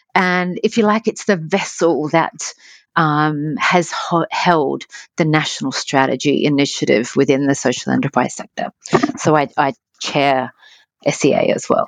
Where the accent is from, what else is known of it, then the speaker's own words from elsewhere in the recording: Adelaide, South Australia, Australia; moved away as an adult; I was from Adelaide, so Adelaide's a beautiful place, but you, um, there is the six degrees of separation, as we, as we say fondly in Adelaide